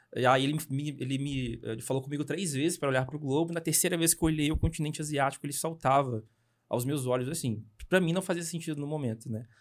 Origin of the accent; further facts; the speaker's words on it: Belo Horizonte, Minas Gerais, Brazil; moved away as an adult; now in Piracicaba, Brazil; eu sou cria de BH